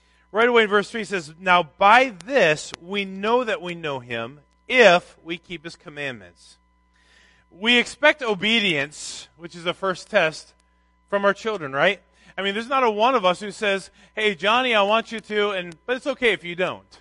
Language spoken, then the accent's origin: English; Minnesota, United States; I grew up in Minnesota